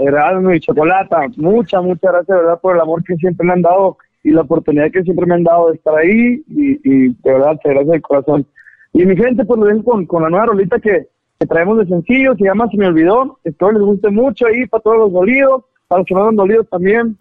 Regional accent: Caborca, Sonora, Mexico; yo soy de Caborca

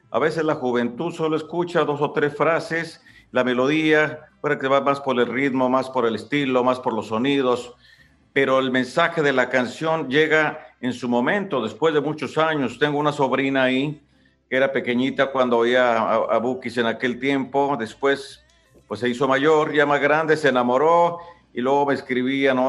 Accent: Ario de Rosales, Michoacán, Mexico; ahí en Área de Rosales, de donde yo soy

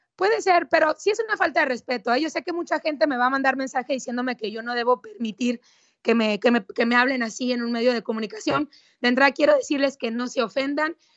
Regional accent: Mexico; soy mexicana

